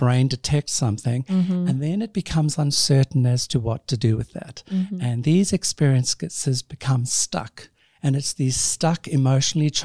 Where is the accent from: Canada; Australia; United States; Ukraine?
Australia; I'm Australian.